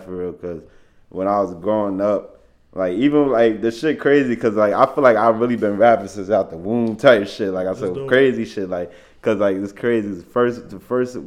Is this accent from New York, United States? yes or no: no; Paterson, New Jersey, United States; I'm from Paterson, New Jersey, man. Been there born and raised. Been there my whole life, 23 years.